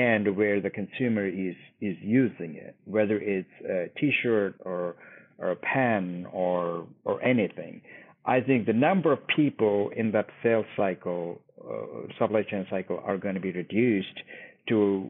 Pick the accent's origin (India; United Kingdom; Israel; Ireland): India; now in Dallas, United States; my home country, India